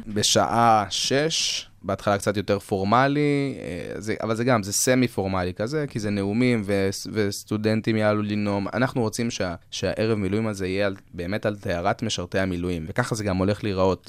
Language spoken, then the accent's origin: Hebrew; Israel; אנחנו ישראלים